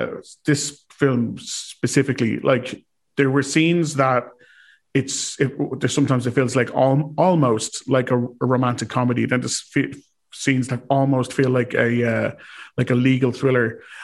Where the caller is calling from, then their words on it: Ireland; as I am calling from Ireland